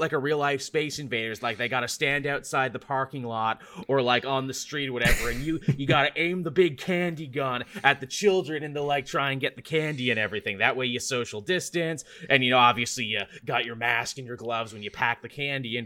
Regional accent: Canada; as a Canadian

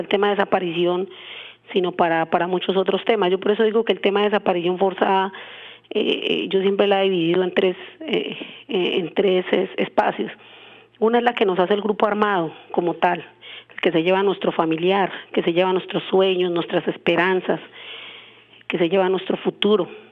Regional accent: Colombia; somos colombianos

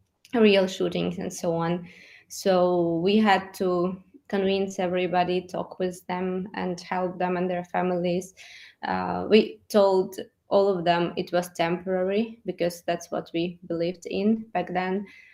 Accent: Luhansk, Luhansk Oblast, Ukraine; moved away as an adult; Lugansk, my hometown in the eastern Ukraine. It's an industrial city, and people who live there are hardworking, straightforward, and entrepreneurial. I was born and raised there

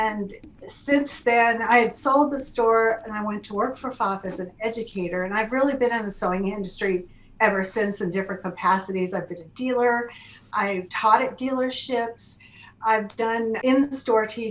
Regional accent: Connecticut, United States; moved away as an adult; also born or lived in Louisiana; now in Cleveland, United States; I grew up in Connecticut. And pretty much my entire life

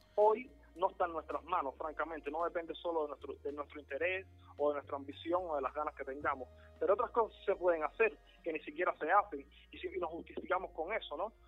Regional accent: Cuba; estamos nosotros como cubanos

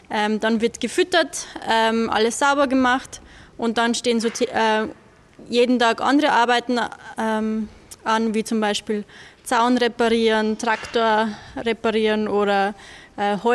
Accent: Upper Austria, Austria; ich komme aus Oberösterreich. Ähm, ich bin nicht auf einem ähm, Bauernhof aufgewachsen

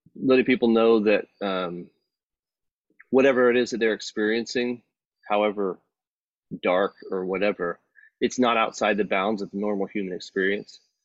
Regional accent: Texas, United States; growing up in Texas

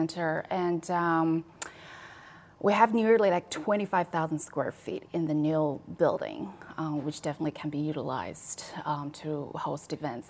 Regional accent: China; now in Chicago, United States; As an immigrant myself, all the way from China

